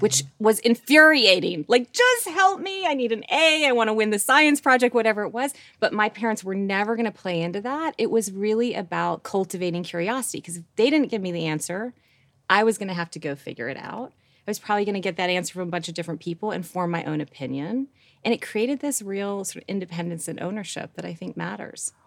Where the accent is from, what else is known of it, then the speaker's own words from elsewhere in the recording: Rochester, New York, United States; I grew up in Rochester, New York, like, wrong side of the tracks